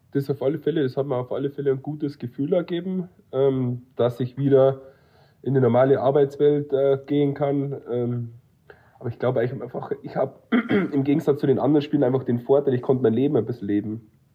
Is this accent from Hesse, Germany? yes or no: no; near Munich, Bavaria, Germany; moved away; ich komme ja aus der Nähe von München